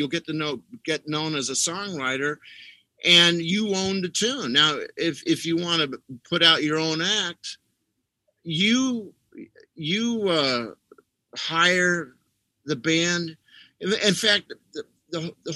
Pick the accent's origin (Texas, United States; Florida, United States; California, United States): California, United States; Los Angeles; I grew up basically in Hollywood, California